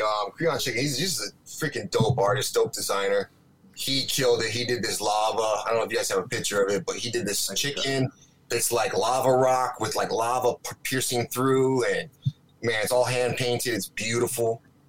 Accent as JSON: {"language": "English", "region": "Hawaii", "country": "United States", "tie": "born or raised there", "also_born_or_lived": "San Diego / Okinawa / Seattle / New York", "said": "So I've been in Hawaii from the age of 10 on up. You know, I left when I was 18 to live in Seattle for a while. I lived in New York, but the majority's been Hawaii."}